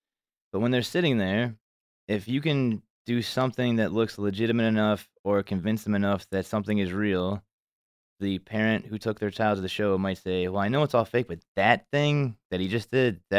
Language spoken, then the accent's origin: English; Hollywood, California, United States; You don't know what this is because you're from Memphis. I'm from Hollywood.